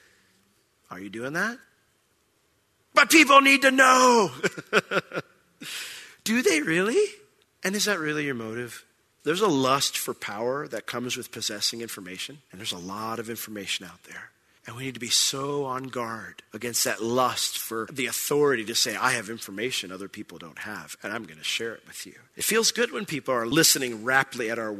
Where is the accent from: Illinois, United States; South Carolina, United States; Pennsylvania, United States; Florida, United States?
Florida, United States; Orlando; I was from Orlando